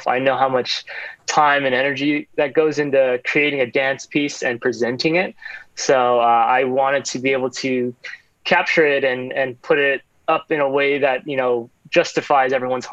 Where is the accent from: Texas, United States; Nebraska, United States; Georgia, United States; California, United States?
California, United States; Walnut; also born or lived in Arcadia, California; I actually am born and raised here in SoCal. And I grew up in Walnut and then eventually moved to Arcadia